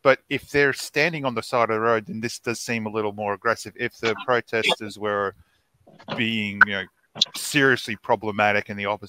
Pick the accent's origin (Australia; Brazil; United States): Australia; I'm Australian.